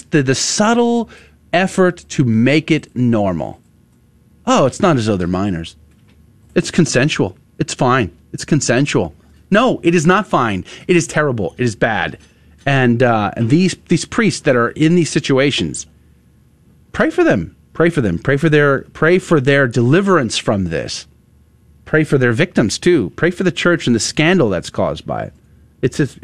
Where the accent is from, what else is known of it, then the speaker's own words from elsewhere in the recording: United States; We're from America.